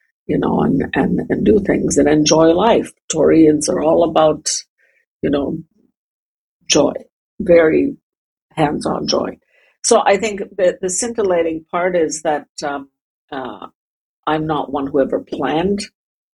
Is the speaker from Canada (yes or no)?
yes; Canada; moved away as an adult; also born or lived in Germany; now in Riga, Latvia; I live in Riga in Latvia. I was born and I grew up in Canada. I've also spent a lot of time in Germany growing up